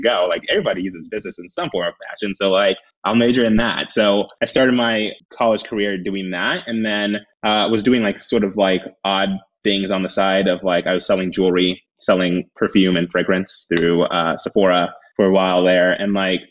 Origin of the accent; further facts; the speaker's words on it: Happy Valley, Oregon, United States; also born or lived in Washington, District of Columbia, United States; I grew up in Happy Valley in Clackamas.